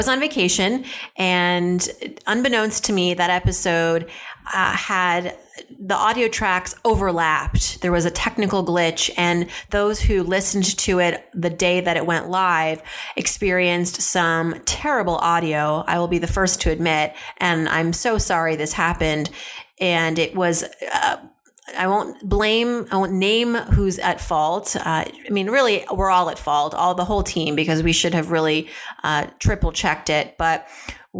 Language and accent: English; Philadelphia, Pennsylvania, United States; I'm from the Philly area